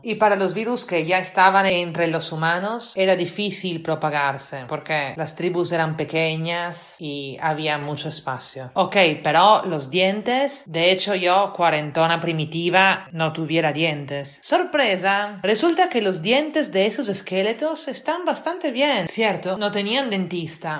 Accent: Italy; now in Lima, Peru; italiana residente en Lima.

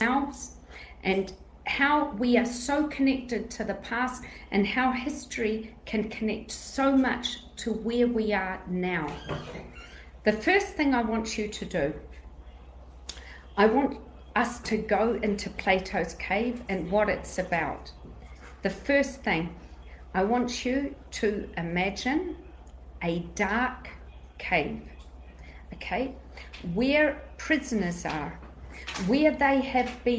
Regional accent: Greece; I'm Greek

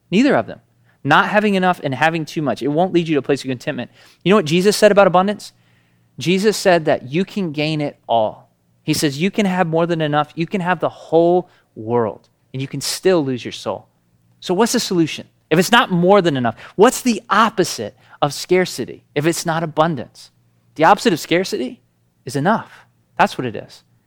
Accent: Tennessee, United States; We're from Tennessee

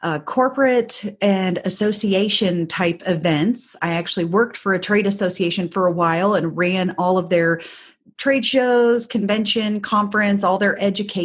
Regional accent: Indiana, United States; So I grew up in Southern Indiana, but just outside of the Louisville metro area.

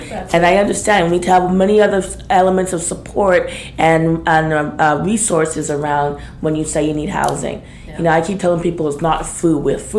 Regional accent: Ontario, Canada; now in Vancouver, Canada; I came from Ontario.

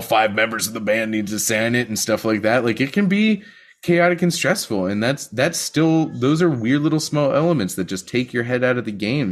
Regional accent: Western Pennsylvania, United States; I'm from Western Pennsylvania

